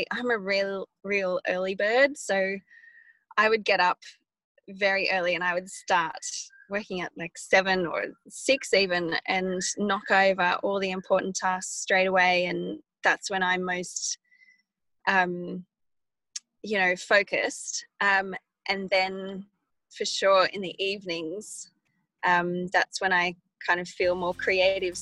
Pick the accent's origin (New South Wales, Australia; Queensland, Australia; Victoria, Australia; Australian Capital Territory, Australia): New South Wales, Australia; Wagga Wagga; also born or lived in Sydney; now in Blue Mountains, Australia; growing up in Wagga